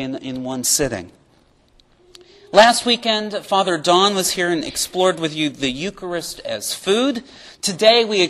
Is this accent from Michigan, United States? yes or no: no; Pittsburgh, Pennsylvania, United States; moved away as an adult; now in Knoxville, United States; I took a job in my hometown of Pittsburgh, Pennsylvania